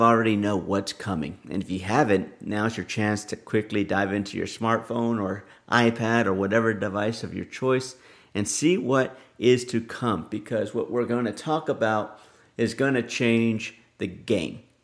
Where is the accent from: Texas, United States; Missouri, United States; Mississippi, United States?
Texas, United States; my home state of Texas